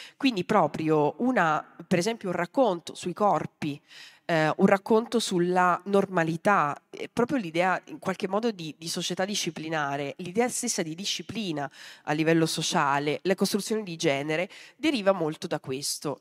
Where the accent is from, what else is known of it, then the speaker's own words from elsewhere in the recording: Mazara del Vallo, Sicily, Italy; sono nata a Mazzara del Vallo